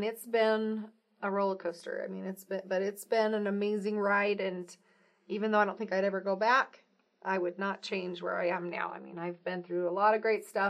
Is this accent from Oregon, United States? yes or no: yes; Pendleton, Oregon, United States; moved away as an adult; also born or lived in Provo, Utah / Cumberland, Maryland; I am originally from Oregon. I grew up in Oregon and Eastern Oregon